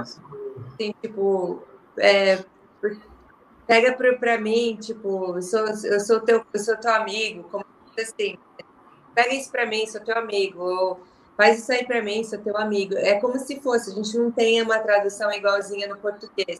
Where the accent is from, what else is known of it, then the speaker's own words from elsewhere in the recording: Curitiba, Paraná, Brazil; Eu sou de Curitiba